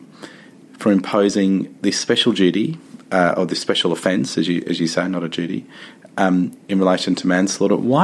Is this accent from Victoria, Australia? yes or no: yes; Victoria, Australia; my home state of Victoria